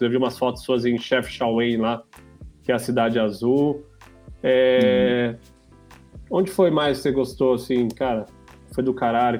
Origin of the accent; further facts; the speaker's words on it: São Paulo, Brazil; sou paulista lá